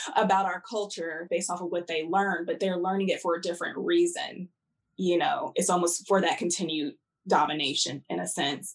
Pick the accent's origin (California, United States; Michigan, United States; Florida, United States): California, United States; Southern; I grew up in Southern California